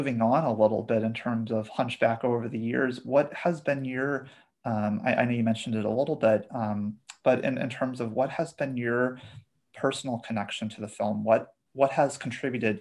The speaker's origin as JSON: {"language": "English", "region": "Arizona", "country": "United States", "tie": "born or raised there", "said": "where I grew up in Arizona in the southwestern US"}